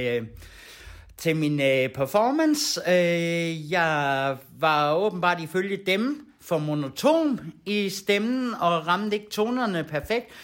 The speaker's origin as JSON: {"language": "Danish", "town": "Kolding", "region": "Southern Denmark", "country": "Denmark", "said": "Vi kommer fra Kolding og vores band, det hedder"}